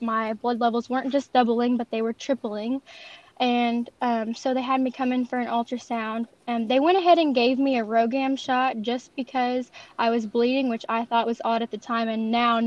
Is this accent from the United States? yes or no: yes; French Lick, Indiana, United States; I'm from Southern Indiana, specifically French Lick, Indiana